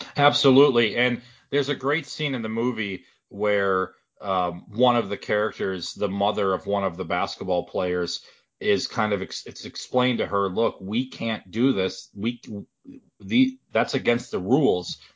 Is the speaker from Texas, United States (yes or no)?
no; Wisconsin, United States; now in Indiana, United States; I'm from Wisconsin originally, but then I moved to Indiana